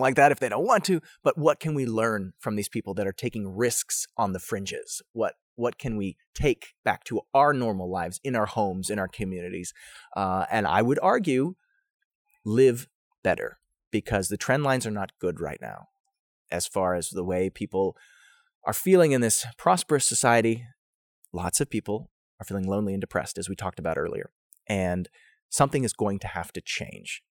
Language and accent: English; United States; as an American